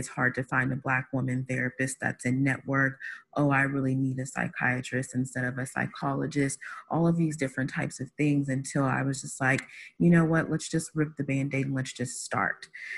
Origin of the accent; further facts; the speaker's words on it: Midwest, United States; I was, born and raised in the Midwest.